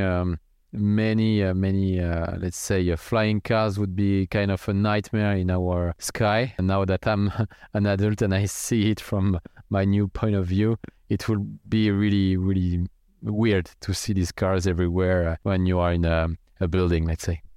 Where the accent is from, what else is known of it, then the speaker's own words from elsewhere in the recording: near Strasbourg, Grand Est, France; I grew up in France, in the countryside, near a city called Strasbourg.